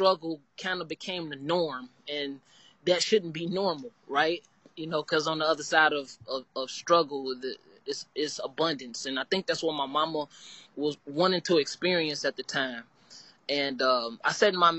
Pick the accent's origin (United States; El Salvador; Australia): United States; Gary, Indiana; now in Evansville, United States; I am from Gary, Indiana